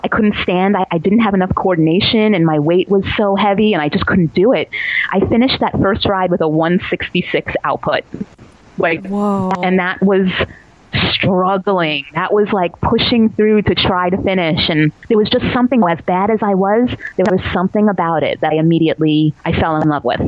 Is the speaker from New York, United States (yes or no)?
yes; New York City, New York, United States; I grew up in Staten Island